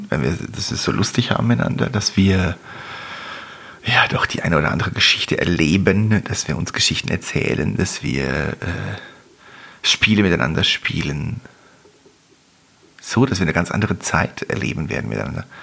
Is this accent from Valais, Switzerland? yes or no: yes; Visp, Valais, Switzerland; ich bin zwar in Fisp aufgewachsen und da ist nichts passiert